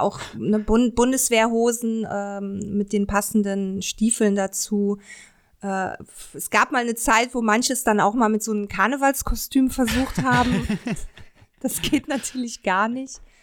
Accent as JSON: {"language": "German", "town": "Cologne", "region": "North Rhine-Westphalia", "country": "Germany", "said": "ich komme ja auch aus Köln"}